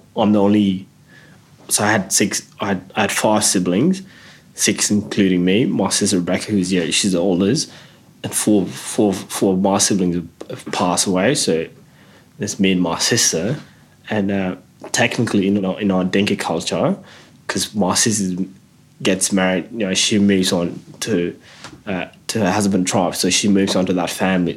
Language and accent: English; Adelaide, South Australia, Australia; when I was growing up in Adelaide